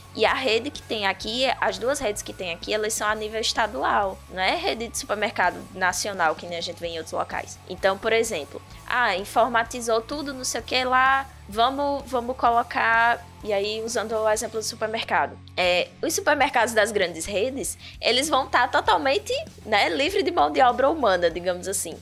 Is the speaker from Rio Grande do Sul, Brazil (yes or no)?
no; Bahia, Brazil; now in Palmeira dos Índios, Brazil; Sou baiana, mas não naquela região